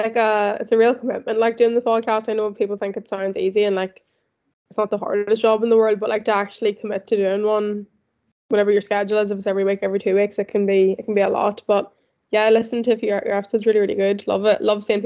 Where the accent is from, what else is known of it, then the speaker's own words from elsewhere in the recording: County Tyrone, Northern Ireland, United Kingdom; moved away as an adult; now in London, United Kingdom; I'm 23. I'm from Ireland, County Tyrone. I moved to London in July of last year, so I've been here nearly a year now.